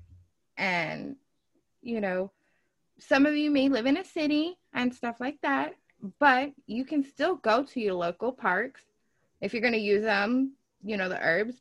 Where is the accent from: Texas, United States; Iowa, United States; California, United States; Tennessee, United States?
Texas, United States; when I was growing up in Texas